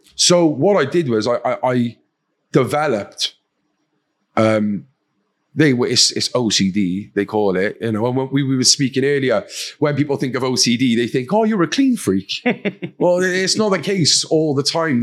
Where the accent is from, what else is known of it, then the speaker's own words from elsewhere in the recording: Cardiff, Wales, United Kingdom; accent: Welsh; I'm from Cardiff, uh, capital city of Wales, um, from an area called Fairwater or Pentrebing, kind of the same area. Um, typical council estate, uh, loving family.